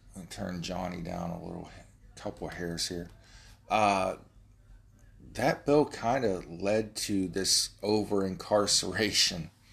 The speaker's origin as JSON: {"language": "English", "region": "Ohio", "country": "United States", "said": "I'm from Ohio"}